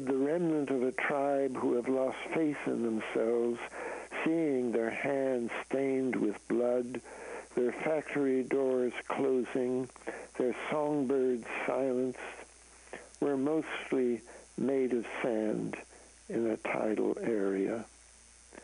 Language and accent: English; Canada; now in United States; I'm a Canadian, so I come from north of the border